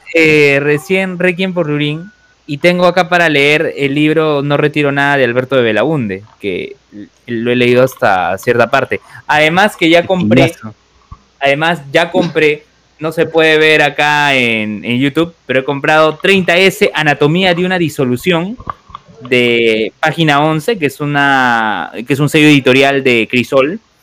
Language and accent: Spanish; Lima, Peru; somos de Lima, Perú